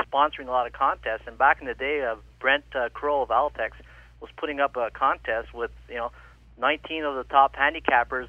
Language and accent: English; Ottawa, Ontario, Canada; I'm born in Ottawa, born and raised in Ottawa